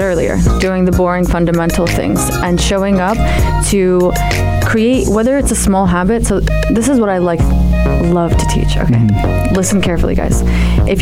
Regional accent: New Jersey, United States; also born or lived in Amman, Jordan / New York; I was born in Amman, raised in the States, New Jersey

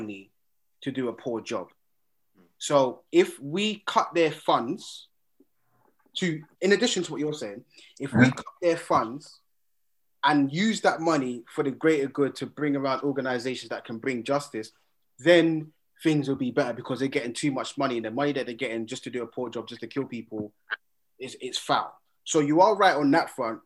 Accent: United Kingdom; we are proud to be British, but we are Black British

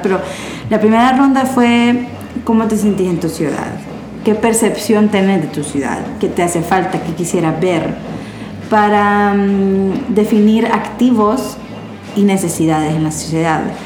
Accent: Honduras; yo digo nosotros como hondureños

